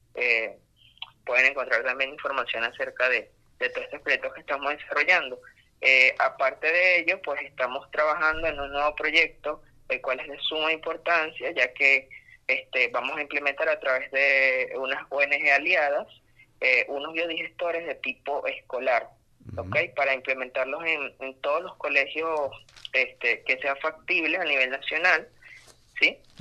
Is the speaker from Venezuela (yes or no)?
yes; Amazonas, Venezuela; soy oriundo, del Estado Amazonas